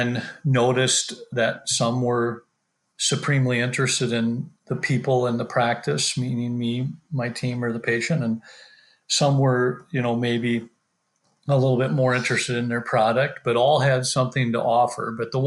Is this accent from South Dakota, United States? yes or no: yes; South Dakota, United States; since we're born and raised in South Dakota